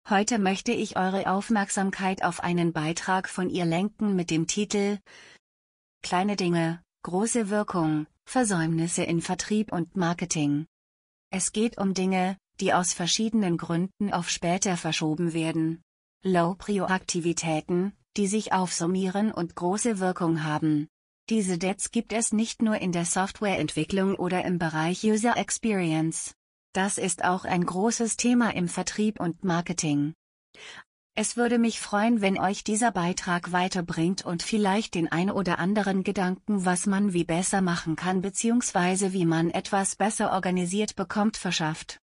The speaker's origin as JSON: {"language": "German", "town": "Zirndorf", "region": "Bavaria", "country": "Germany", "tie": "born or raised there", "said": "So war es in meiner Heimatstadt Zirndorf in den 80er Jahren üblich, wenn man Stoffe und Kurzwaren wollte zu einem Geschäft namens der Stoffladen zu gehen."}